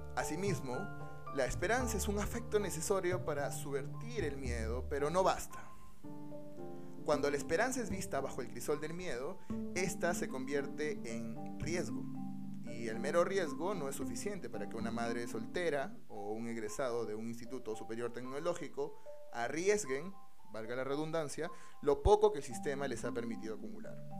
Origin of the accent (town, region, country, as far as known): Peru